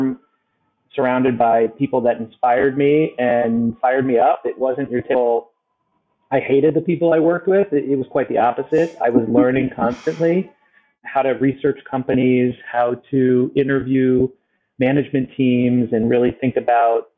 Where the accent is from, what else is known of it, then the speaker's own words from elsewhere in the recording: Miami, Florida, United States; now in New York, United States; I was born and raised in South Florida, in Miami.